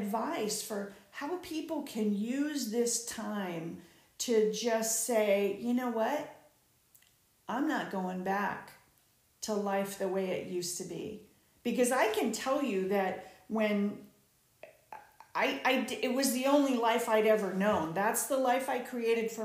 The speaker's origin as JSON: {"language": "English", "region": "Southern California", "country": "United States", "said": "I'm from Southern California"}